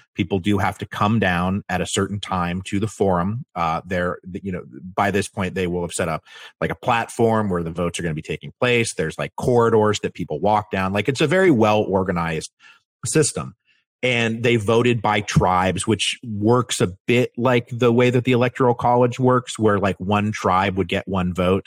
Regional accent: Washington, United States; I'm from Washington

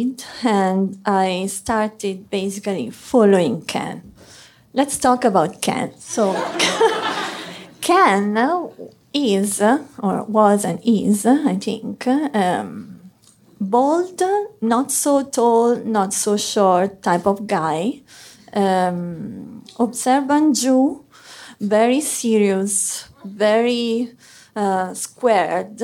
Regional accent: Arezzo, Tuscany, Italy; English is a second language; moved away as an adult; also born or lived in Florence, Italy; now in New York City, United States; I'm Italian. I come from Arezzo, it's a small city in the heart of Tuscany.

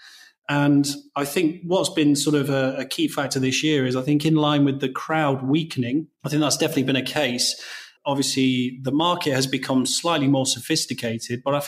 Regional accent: England, United Kingdom; I'm English

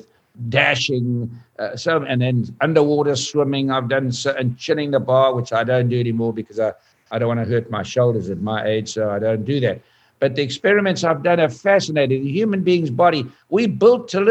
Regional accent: South Africa; I was from South Africa

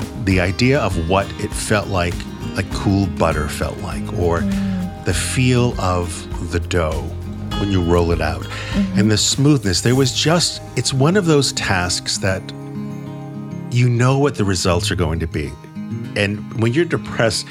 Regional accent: New England, United States; I'm from New England

